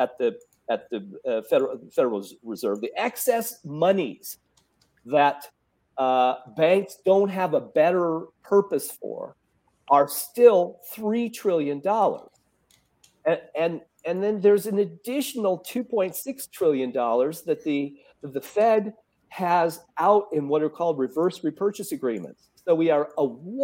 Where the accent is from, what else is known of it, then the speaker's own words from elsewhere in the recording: Oregon, United States; moved away; also born or lived in California; I grew up in Oregon and I lived for 17 years in California